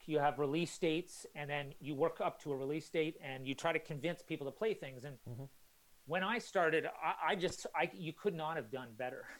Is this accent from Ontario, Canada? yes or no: no; Calgary, Alberta, Canada; moved away as an adult; also born or lived in Halifax, Canada; now in London, United Kingdom; I grew up in Canada, and then my parents they still live in Calgary